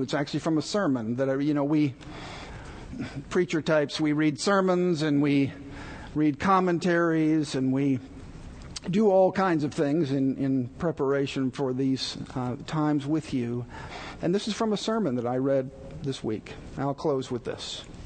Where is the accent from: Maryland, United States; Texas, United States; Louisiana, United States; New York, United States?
Texas, United States; moved away; I was born and raised in Texas